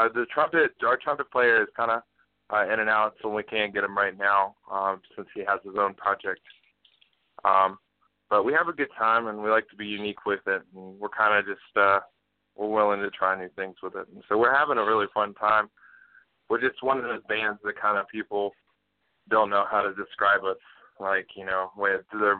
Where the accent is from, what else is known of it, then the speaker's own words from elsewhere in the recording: Aiken, South Carolina, United States; moved away as an adult; now in Greenville, United States; I was still living back in my hometown of Aiken. This is right outside of Augusta, Georgia. It's on the South Carolina side.